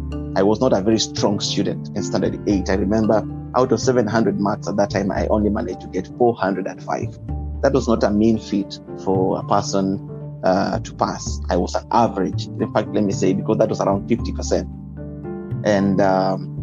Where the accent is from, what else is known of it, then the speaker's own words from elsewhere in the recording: Bungoma County, Kenya; moved away as an adult; now in Eswatini; my education experience, or let's say the student experience, started from the rural life, because I was born in Bungoma County, Kandui constituency